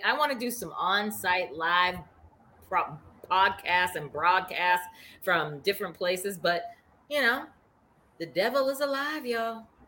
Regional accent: Boston, Massachusetts, United States; accent: Boston; my Boston accent

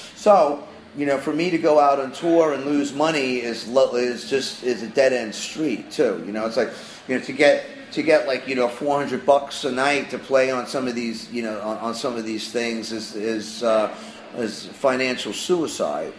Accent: New York City, New York, United States; now in Los Angeles, United States; I grew up in Queens

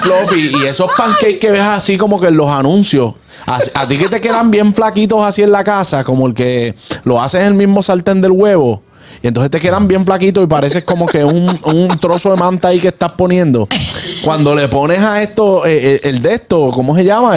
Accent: Dominican Republic; como dominicanos

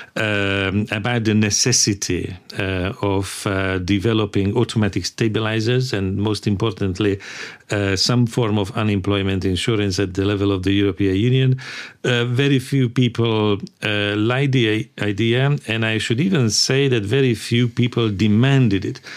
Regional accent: Hungary; also born or lived in London; I come from Hungary

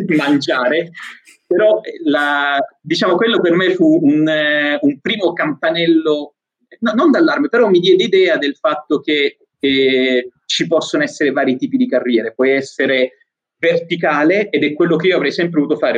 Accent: Apulia, Italy; moved away as an adult; also born or lived in Rome / Belgium; sono pugliese e avevo deciso di, di andare a vivere a Roma

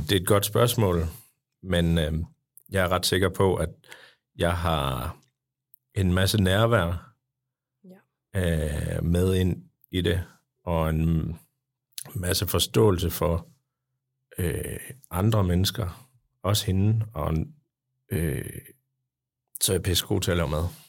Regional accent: Jutland, Denmark; jeg er fra Jylland

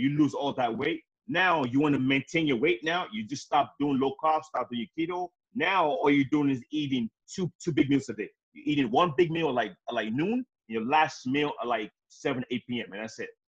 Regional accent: Nigeria; I'm African. I'm from Nigeria

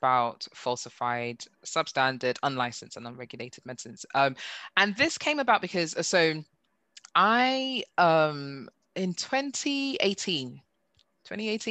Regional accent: Nigeria; now in United Kingdom; being Nigerian

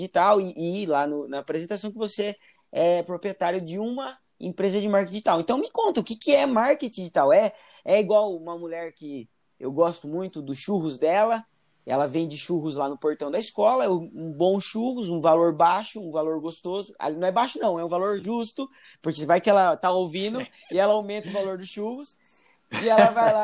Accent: Piracicaba, São Paulo, Brazil; now in Itapetininga, Brazil; hoje eu tô na região de Itapetininga, moro aqui em Itapetininga, oi, Tapetininga Itapetininga que eu amo. Mas eu venho de Piracicaba

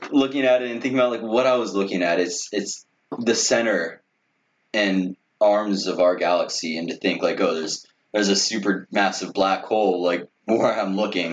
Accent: Los Angeles, California, United States; now in New York City, United States; I grew up in the Los Angeles area

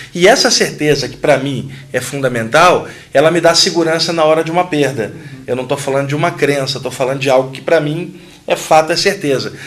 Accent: Rio de Janeiro, Brazil; Quando eu tinha 15 anos, no Rio de Janeiro, eu sou carioca

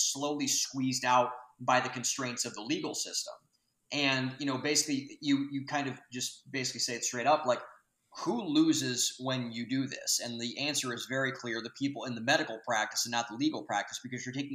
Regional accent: Lorain County, Ohio, United States; I'm from Lorain County

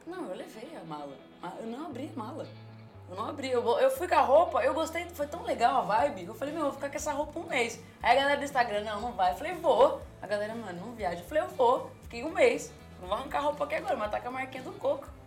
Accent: Brazil; moved away as an adult; now in San Diego, United States; lá no Brasil eu não tenho condições nenhuma, assim, pra ser bem sincera. É tipo, mano, eu sou da favela, favela mesmo

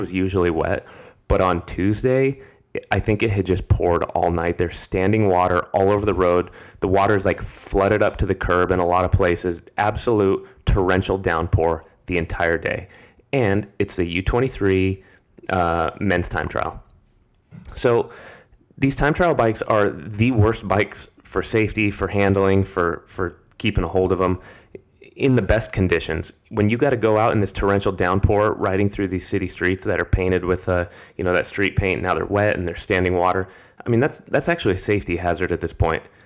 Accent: United States; As an American

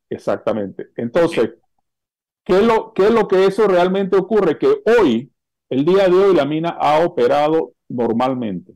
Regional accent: Panama

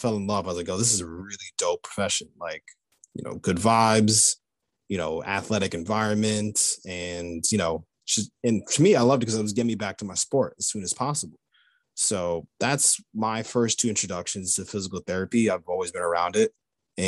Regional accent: Long Island, New York, United States; I grew up in Long Island, New York

